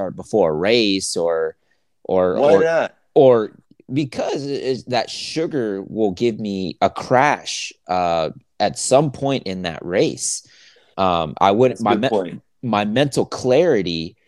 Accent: the South, United States; I'm from the South. I grew up on sweet tea

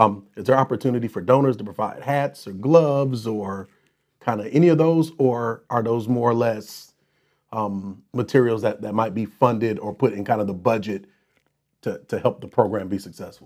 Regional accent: Racine, Wisconsin, United States; my hometown of Racine, where I grew up

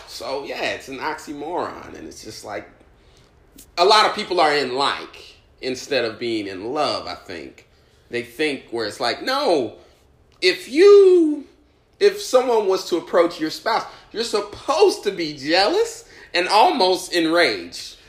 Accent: Indianapolis, Indiana, United States; now in New York, United States; I'm from Indianapolis

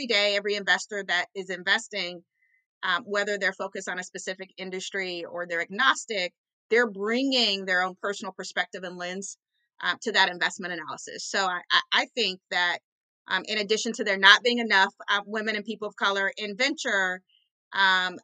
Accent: Orange County, California, United States; I grew up low income in Orange County, California

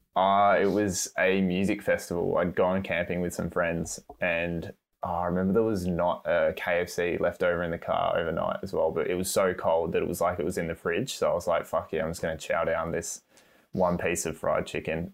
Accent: Australia; I'm doing a really shitty Aussie accent, even though I'm an Australian

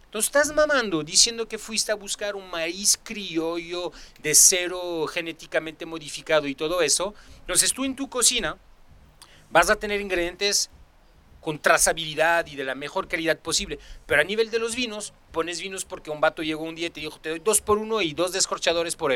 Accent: Mexico; yo soy mexicano, sin quiero que sea, o sea, pero pero de México país.

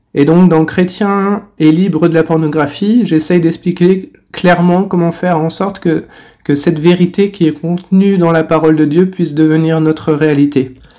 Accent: France; moved away as an adult; now in China; je suis français et euh, je vis en Chine depuis 10 ans

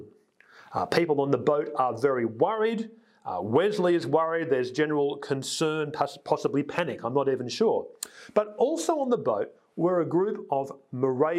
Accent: Sydney, New South Wales, Australia; I grew up on the North Shore in a fairly, you know, achievement-orientated environment

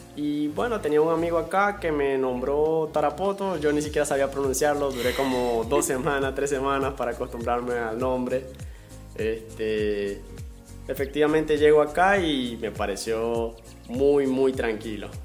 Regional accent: Zulia, Venezuela; moved away as an adult; now in Peru; donde yo vengo, del estado Zulia

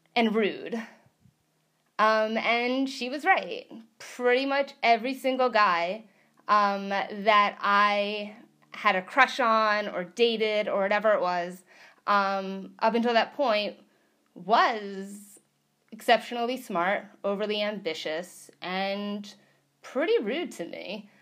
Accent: New York, United States; moved away as an adult; now in California, United States; I was a New Yorker. I I am a New Yorker

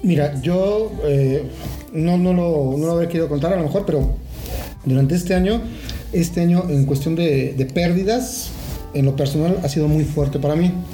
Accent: Mexico; como, pueblo mexicano

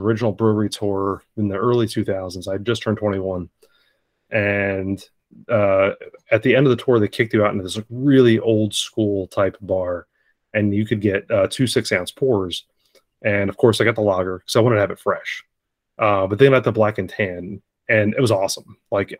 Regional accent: Northeast, United States; Growing up in the Northeast

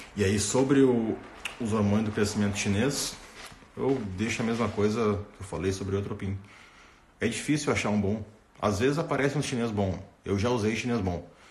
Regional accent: Rio Grande do Sul, Brazil; sou, sou do Rio Grande do Sul, cara, sou gaúcho

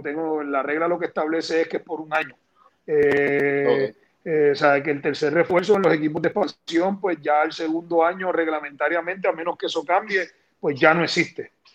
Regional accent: San Juan, Puerto Rico; yo nací en Santurce

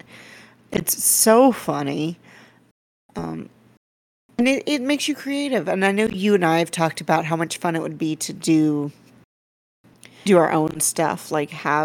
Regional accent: Cajun, Louisiana, United States; I am Cajun. Real Cajun.

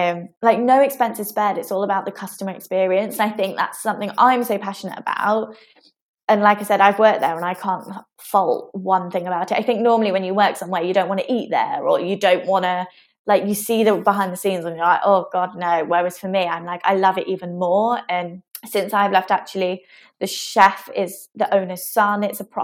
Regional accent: South of England, United Kingdom; now in Manchester, United Kingdom; As a Southerner, I know I don't really sound like a Southerner anymore.

